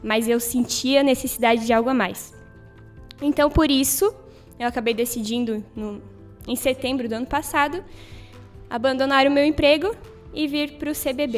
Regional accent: Brazil; moved away; Eu sou natural da cidade de Itaió.

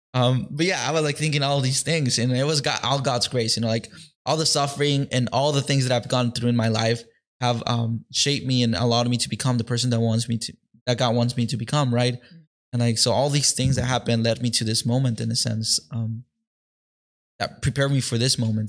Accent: Mexico; now in Detroit, United States; though I was born here in Detroit, I actually grew up in Mexico

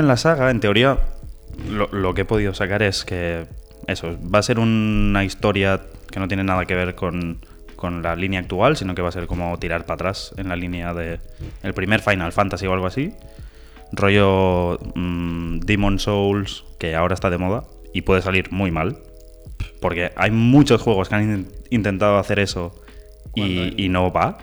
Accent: Terrassa, Catalonia, Spain; somos dos chavales de Tarrasa la capital del Vallés

